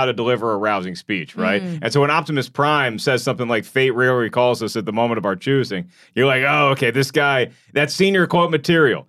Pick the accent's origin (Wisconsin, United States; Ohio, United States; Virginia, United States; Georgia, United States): Virginia, United States; Williamsburg; when I grew up in Williamsburg, Virginia, at Video Update